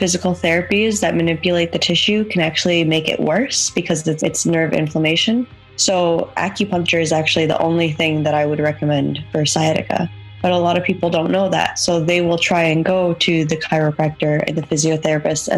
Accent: Toronto, Ontario, Canada; moved away as an adult; now in Galway, Ireland; I'm from Toronto, Canada

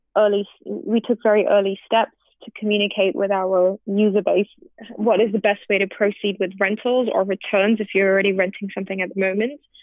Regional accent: India; as an Indian

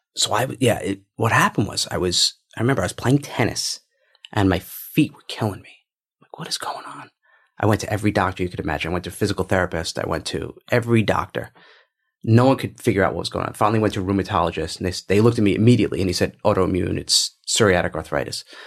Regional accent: New York, United States; I'm from New York

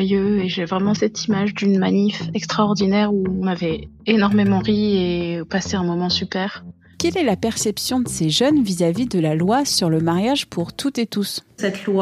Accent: Lebanon; now in France

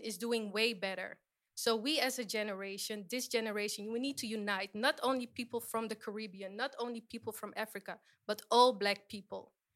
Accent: Suriname; I am from Suriname, that is in South America.

